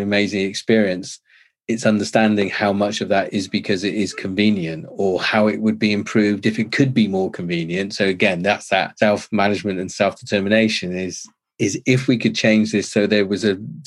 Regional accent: England, United Kingdom; I'm too English

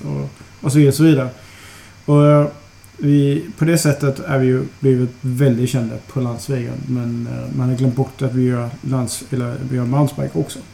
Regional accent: Aarhus, Central Denmark Region, Denmark; Swedish is a second language; moved away as an adult; also born or lived in Copenhagen, Denmark; now in Malmö, Sweden; Jag kommer från eh, Åhus. Så jag kommer från Jylland

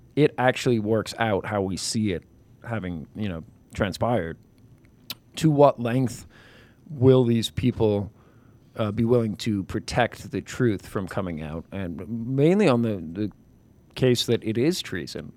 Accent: New York, United States; I'm from New York

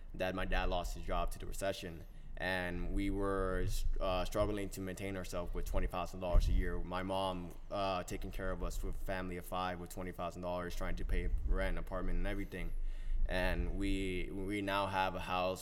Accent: New Jersey, United States; also born or lived in Colombia; I am from New Jersey in the sense where I grew up here, but I was born in Colombia and everything. And I originally had came here when I was four

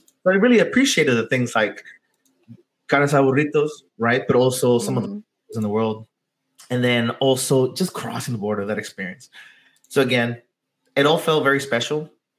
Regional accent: San Diego, California, United States; also born or lived in Tijuana, Mexico; growing up in San Diego and Tijuana, that border kid

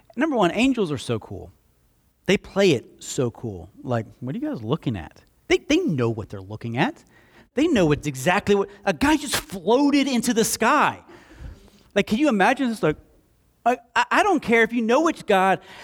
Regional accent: Slapout, Alabama, United States; I grew up in Slap Out, and, uh, we had, uh, a creek behind our house

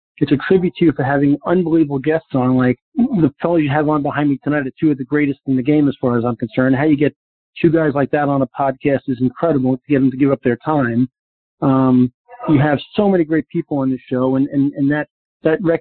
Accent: New York, United States; now in Naples, United States; growing up in New York

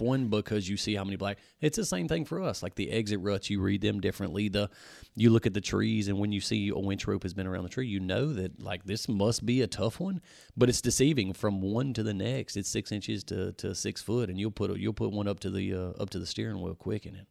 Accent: Louisiana, United States; we're from Louisiana, born and raised right here where the S three Power Sports shop is

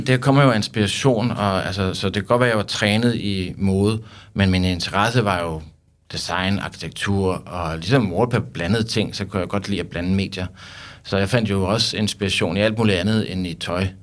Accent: Søborg, Capital Region of Denmark, Denmark; jeg kommer fra Søborg

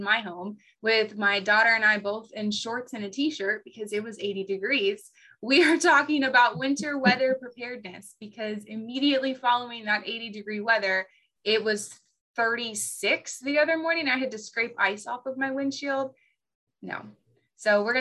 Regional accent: the South, United States; As a Southerner

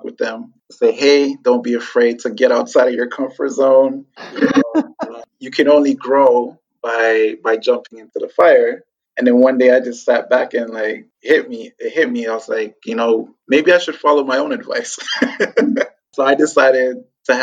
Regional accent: Toronto, Ontario, Canada; also born or lived in Ghana / France / Montreal; when I was 4, they sent for me. And we lived in France for about a year, then moved to Montreal, and then finally settled in Toronto.

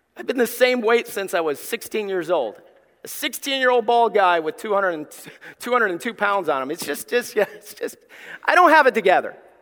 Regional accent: Somerville, Alabama, United States; also born or lived in East Tennessee / Gray; now in Ohio, United States; I grew up in Somerville, Alabama. It's like Mayberry

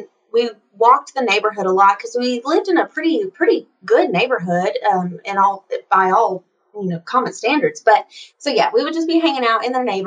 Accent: East Tennessee, United States; I grew up in East Tennessee in a pretty low-income household

